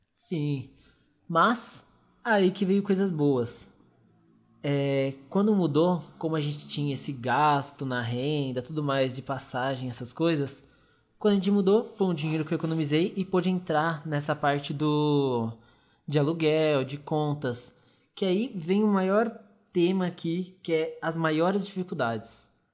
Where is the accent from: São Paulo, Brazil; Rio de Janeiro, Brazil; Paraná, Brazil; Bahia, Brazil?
São Paulo, Brazil; Arujá; eu e os meninos a gente é de Arujá, bem depois de Guarulhos